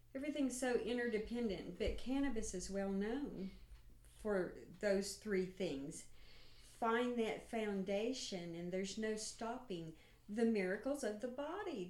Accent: Stigler, Oklahoma, United States; I'm from Stigler, Oklahoma

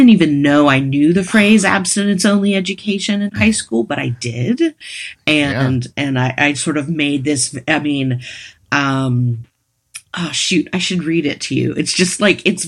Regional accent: Western Pennsylvania, United States; moved away as an adult; I grew up in Western Pennsylvania

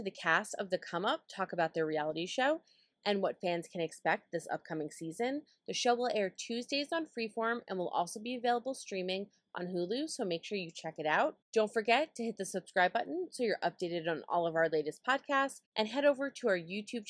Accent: New York City, New York, United States; I'm a New Yorker.

